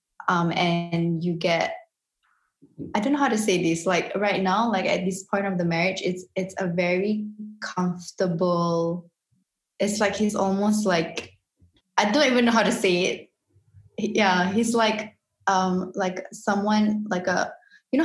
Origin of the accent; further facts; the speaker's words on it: Singapore; moved away as an adult; now in Morocco; I grew up predominantly in Singapore.